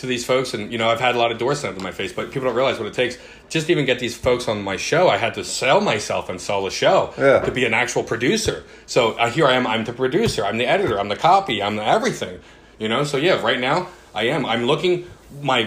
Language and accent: English; New Jersey, United States; moved away as an adult; now in Los Angeles, United States; I'm from New Jersey